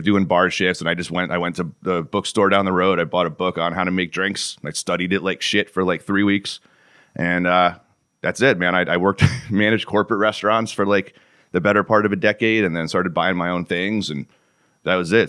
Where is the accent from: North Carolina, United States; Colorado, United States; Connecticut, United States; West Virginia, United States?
Connecticut, United States; moved away as an adult; also born or lived in Florida / Southern California / Oklahoma / Texas; Born and raised in Connecticut